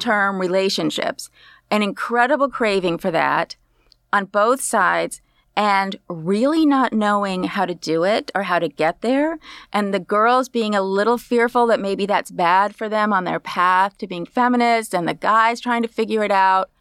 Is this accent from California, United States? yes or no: yes; Berkeley, California, United States; I grew up in Berkeley